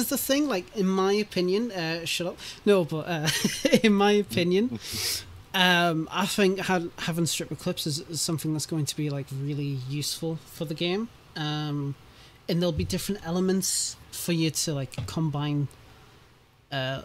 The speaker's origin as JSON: {"language": "English", "country": "United Kingdom", "said": "I'm British"}